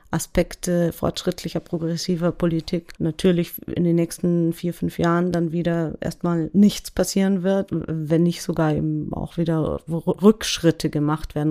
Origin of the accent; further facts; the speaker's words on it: Germany; wir ja auch als Deutsche